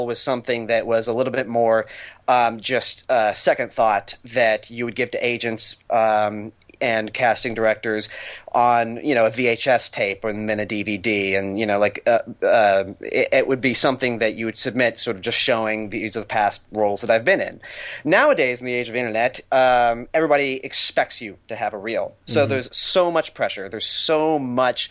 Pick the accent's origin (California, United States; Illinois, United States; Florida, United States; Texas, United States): Texas, United States; born or raised there; also born or lived in New Orleans, Louisiana / Boston; now in Los Angeles, United States